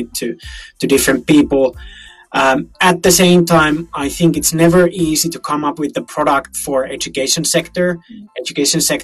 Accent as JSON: {"language": "English", "country": "Finland", "said": "we are from Finland"}